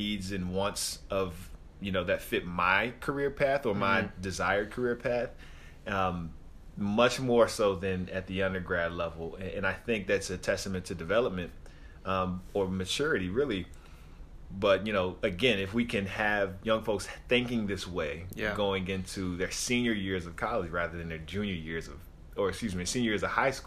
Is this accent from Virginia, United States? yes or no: yes; Virginia, United States; moved away as an adult; also born or lived in Florida; I grew up in Virginia